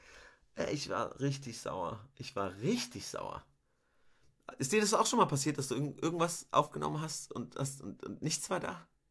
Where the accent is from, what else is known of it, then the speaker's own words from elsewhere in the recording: Rüsselsheim, Hesse, Germany; ich bin in Rüsselsheim geboren, ähm, aufgewachsen